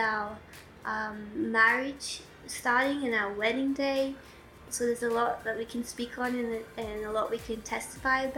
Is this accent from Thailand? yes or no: no; Australia; also born or lived in Victoria / South Australia / Oxford, England; I grew up in Australia, kind of between Victoria and South Australia